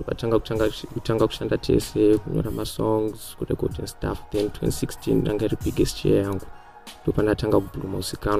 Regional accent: Chitungwiza, Mashonaland East, Zimbabwe; I grew up in St. Mary's in Chitungwisa.

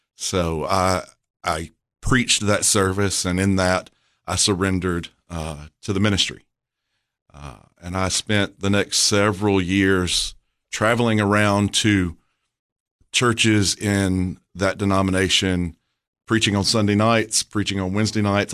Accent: Murfreesboro, Tennessee, United States; I was born in Murfreesboro

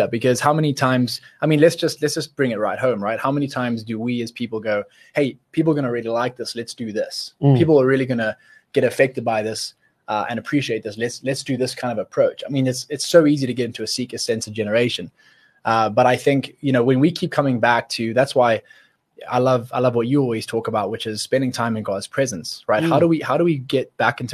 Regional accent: Zimbabwe; We grew up in Zimbabwe together.

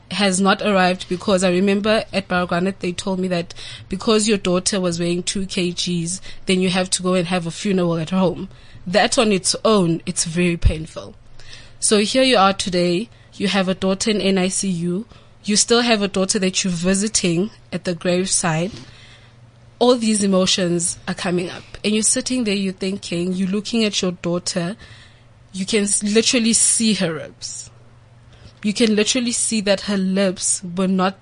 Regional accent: Orange Farm, Gauteng, South Africa; I'm from Orange Farm.

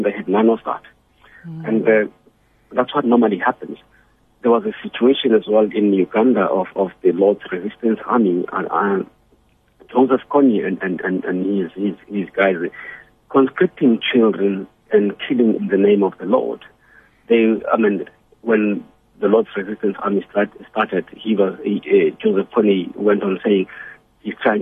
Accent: Soweto, Gauteng, South Africa; I've lived through violence in my growing up in Soweto

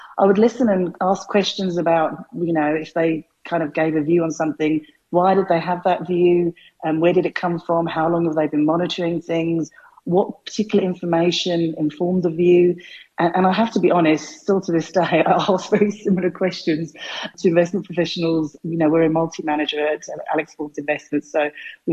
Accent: London, United Kingdom; moved away as an adult; now in South Africa; I grew up in North London

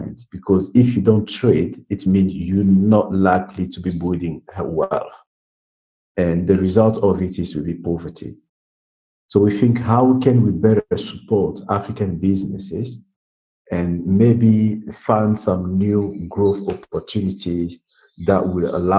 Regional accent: Brazzaville, Republic of the Congo; I was born in Brazzaville and living in poverty, growing up in poverty

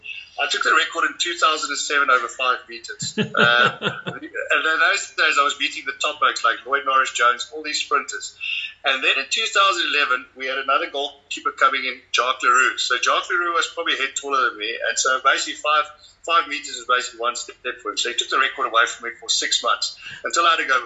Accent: Rustenburg, North West, South Africa; also born or lived in Free State; I grew up in Rustenburg. I was born in the Free State.

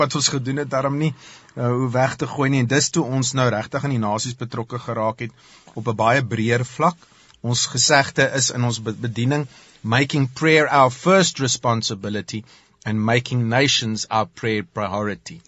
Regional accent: South Africa; ons het as Afrikaners

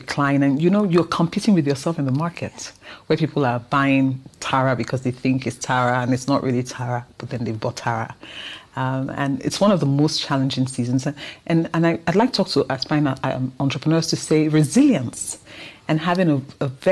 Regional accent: Nigeria; accent: Nigerian; a lady recognized my accent, that I was Nigerian

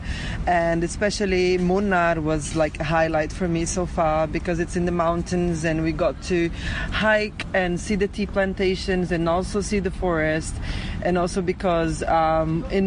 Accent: Brazil; I'm from Brazil

